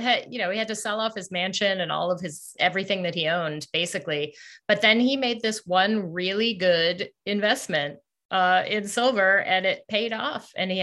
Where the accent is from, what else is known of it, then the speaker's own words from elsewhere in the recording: Colorado, United States; also born or lived in East Coast; now in Northeast, United States; Yes, I'm from Colorado. Okay. Yeah, born and raised. So even though I have lived in other places, mostly the East Coast, for longer than I have lived in Colorado, I still consider it my home place.